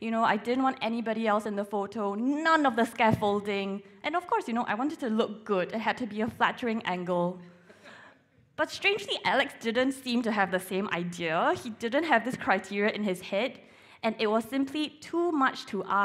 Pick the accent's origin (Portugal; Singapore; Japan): Singapore; moved away as an adult; now in Sheffield, United Kingdom; I'm originally from Singapore